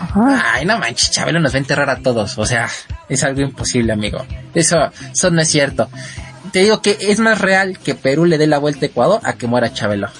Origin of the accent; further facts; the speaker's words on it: Mexico; somos mexicanos